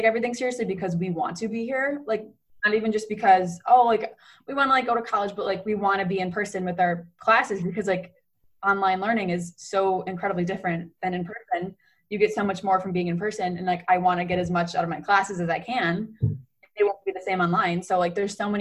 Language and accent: English; Rochester, New York, United States; moved away as an adult; now in South Bend, United States; we're from Rochester